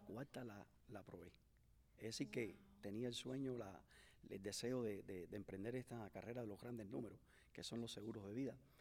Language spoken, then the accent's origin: Spanish; Cuba; moved away as an adult; also born or lived in Mexico; now in Miami, United States; fui de Cuba hacia México, en México estuve cuatro años y crucé la, la, frontera como todo inmigrante